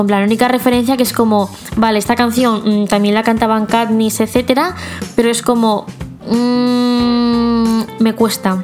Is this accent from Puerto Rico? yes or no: no; Mexico; soy de México